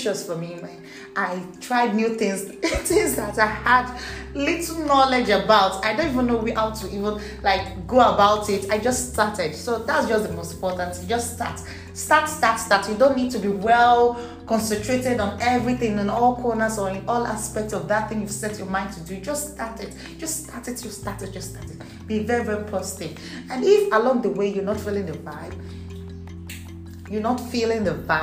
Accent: Nigeria; English is a second language; I wasn't born English. I'm actually Nigerian. So please expect a little hiccups in my English

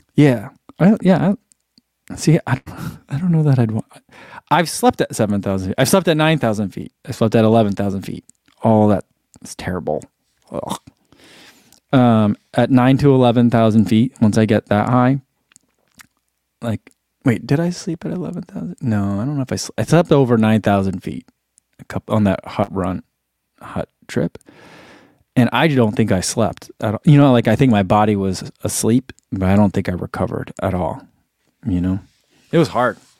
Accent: East Coast, United States; moved away; also born or lived in California; growing up on the East Coast, I didn't know a lot of people whose parents, like, owned businesses

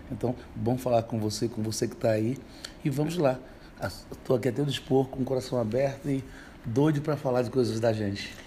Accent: São Vicente Férrer, Pernambuco, Brazil; also born or lived in Recife; Eu nasci em Recife, me criei em São Vicente Ferre

